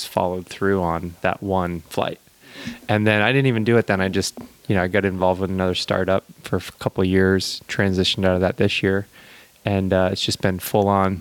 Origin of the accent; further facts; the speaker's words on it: Maine, United States; moved away as an adult; now in Santa Cruz, United States; I'm from Maine originally